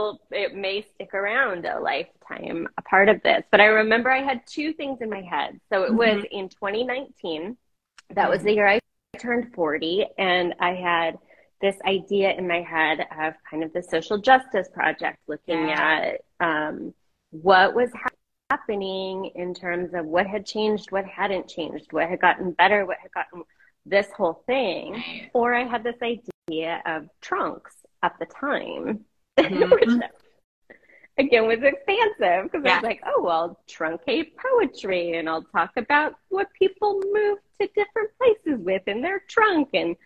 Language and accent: English; Portland, Oregon, United States; also born or lived in Boston / Washington, D.C. / New York / Los Angeles; now in Massachusetts, United States; I live these days in central Massachusetts. I've been here since last summer, and I was born and raised in Portland, have lived some time on the Oregon coast, and Boston, D.C., New York, L.A., back to Portland, and back over to central Mass.